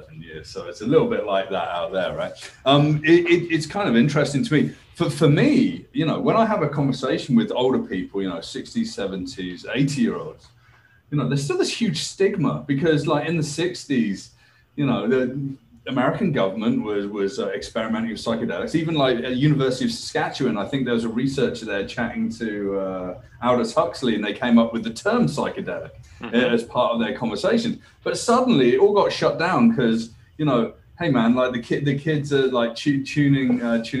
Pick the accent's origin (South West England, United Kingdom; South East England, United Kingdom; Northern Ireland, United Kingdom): South West England, United Kingdom; the Southwest; also born or lived in Ontario; now in Canada; I went to school in the UK, I grew up in the Southwest and very rural